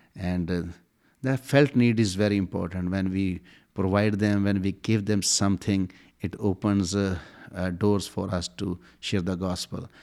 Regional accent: Pakistan; I'm from Pakistan.

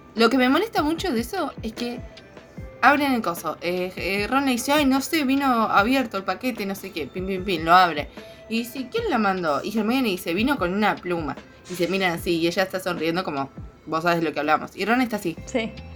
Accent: Argentina; somos argentinas nosotros

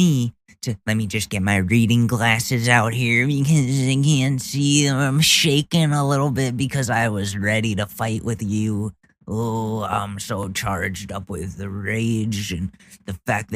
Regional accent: Ridgefield, Connecticut, United States; where I grew up in Ridgefield, that town essentially, that's where Karens go

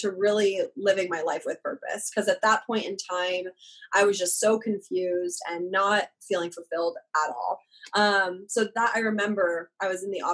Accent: Overland Park, Kansas, United States; moved away as an adult; also born or lived in Arizona; I grew up in Kansas. I'm from Overland Park, Kansas. I lived there my entire life, pretty much

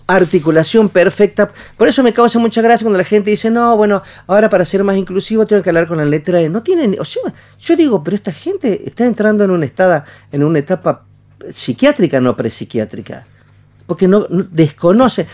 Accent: Añatuya, Santiago del Estero, Argentina; yo soy de Añatuya, Santiago Letero, del Estero

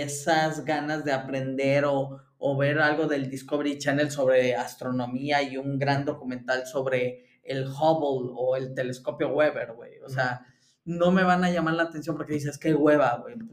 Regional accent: Mexico; now in Germany; como mexicano desde Alemania

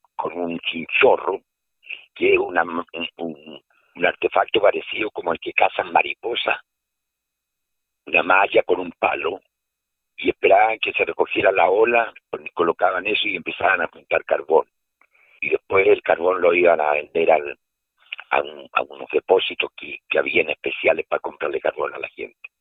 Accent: Quitratúe, Araucanía, Chile; also born or lived in Puente Alto / Valdivia; yo soy nacido en Puente Alto, pero estoy radicado en el sur de Chile y me crié unos años en, en el sur, en una localidad que se llama Quitratúe, cerca de Temuco.

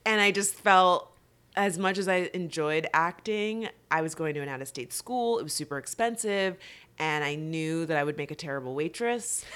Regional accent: West Palm Beach, Florida, United States; I'm originally from South Florida, West Palm Beach

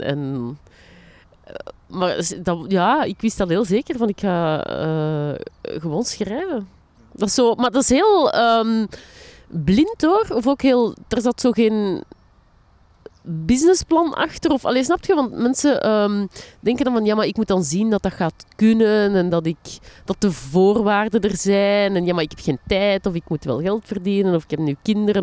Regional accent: Linden, Flanders, Belgium; also born or lived in Borgerhout; now in Antwerp, Belgium; waar ik opgegroeid ben, hè, of de dorpsschool van Linden

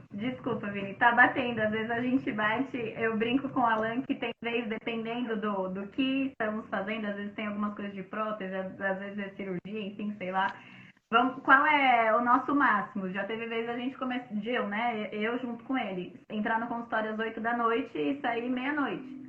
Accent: São Paulo, Brazil; eu sou da Zona Leste, morava em São uhum. Mateus

